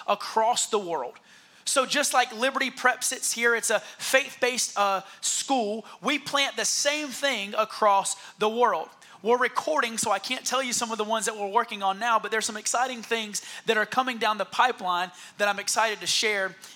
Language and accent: English; Heath Springs, South Carolina, United States; moved away; But I'm really from Heath Springs, South Carolina.